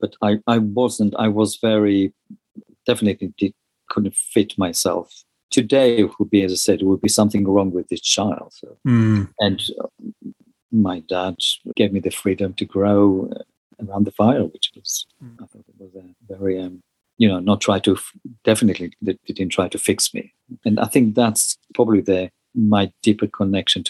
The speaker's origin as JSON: {"language": "English", "area": "Galilee", "region": "Northern District", "country": "Israel", "tie": "born or raised there", "said": "I grew up in Galilee"}